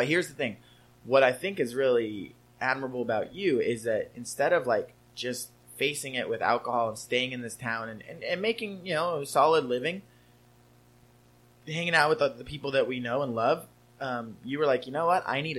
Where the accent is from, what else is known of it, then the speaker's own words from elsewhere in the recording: California, United States; There's always that like, well, I'm from Southern California, so I'm better than you vibe.